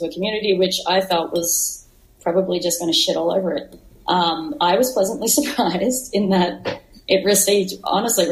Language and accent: English; Australia; growing up in Australia and having my younger queer years in Australia